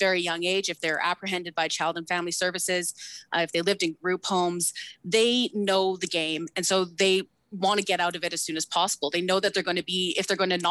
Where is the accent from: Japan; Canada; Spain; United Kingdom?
Canada; Samson Cree Nation, Alberta; so I'm Cree. I'm from Samson Cree Nation, located in Musqueam